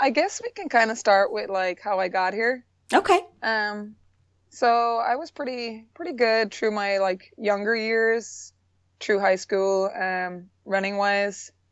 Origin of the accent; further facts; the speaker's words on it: Ireland; moved away as an adult; also born or lived in North Carolina, United States; now in South Carolina, United States; Um, I'm originally from Ireland. I came over to the States back in 2007 on a track scholarship. I was recruited here. Um, I currently live in South Carolina still